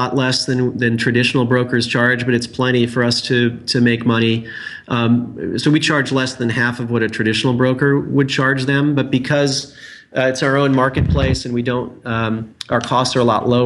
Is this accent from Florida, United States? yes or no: no; Indiana, United States; I'm from Indiana, so I have an affection for Indianapolis and Indiana in general.